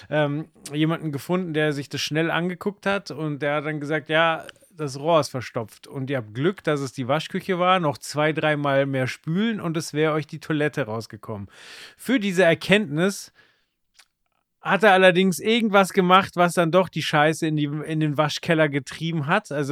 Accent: Dachau, Bavaria, Germany; born there; Und mein Vater hat einen Job in München bekommen und ich bin dann in Dachau geboren worden.

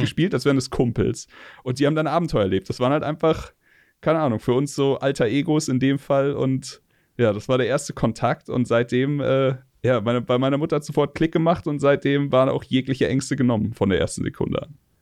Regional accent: Munich, Bavaria, Germany; ich bin geboren 84 in München

